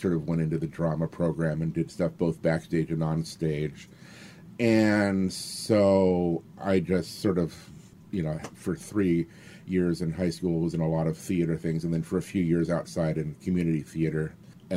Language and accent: English; Yakima, Washington, United States; moved away as an adult; I grew up in Yakima, a small town in central Washington